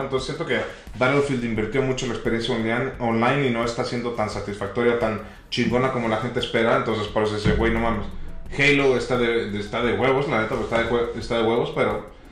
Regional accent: Tampico, Tamaulipas, Mexico; es de mi tierra

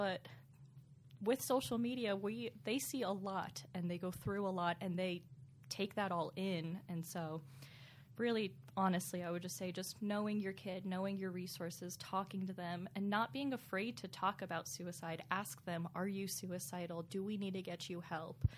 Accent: Pennsylvania, United States; I was born and raised in Pennsylvania

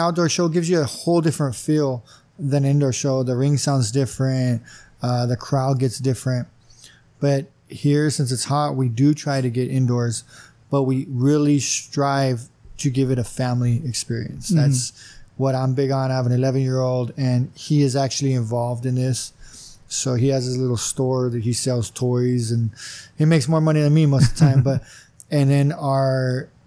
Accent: Imperial, California, United States; born and raised in Imperial.

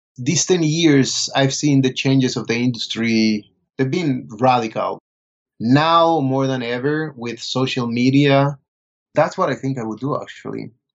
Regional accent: Colombia; moved away as an adult; also born or lived in Bogota; now in New York, United States; I was born and raised in Colombia. I went to school for cinema in Bogota.

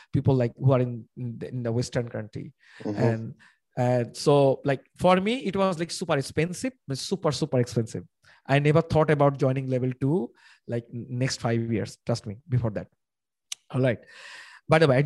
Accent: Bangladesh; I am from Bangladesh.

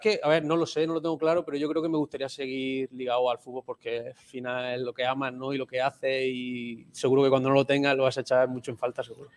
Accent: Lorca, Region of Murcia, Spain; also born or lived in Burgos / Vigo; now in Málaga, Spain; yo soy de Lorca

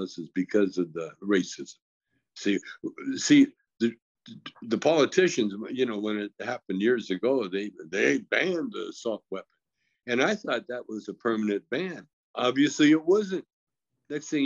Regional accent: Calgary, Alberta, Canada; now in United States; I grew up in a very racist town in Canada called Calgary, Alberta

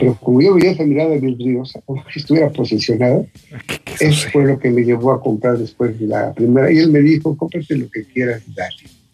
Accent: Mexico City, Mexico; soy de Escapajalco, del, barrio de Escapajalco, en la Ciudad de México

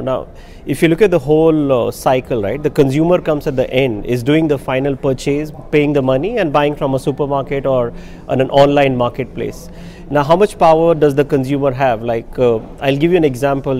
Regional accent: India; as an Indian, I have my values

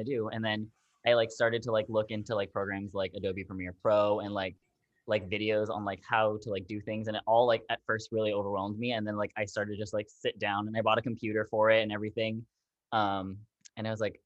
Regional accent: Orlando, Florida, United States; I'm from Orlando, Florida.

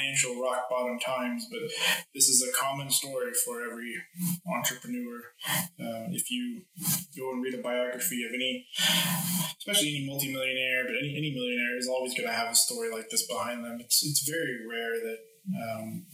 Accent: United States; moved away; I'm originally from the States

